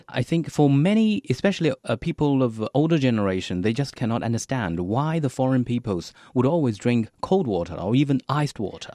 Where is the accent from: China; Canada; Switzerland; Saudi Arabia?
China; Hangzhou, Zhejiang; English is a second language; moved away; I am from Hangzhou City.